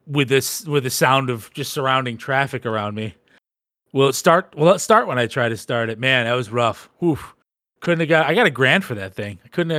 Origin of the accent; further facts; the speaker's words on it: United States; I'm American.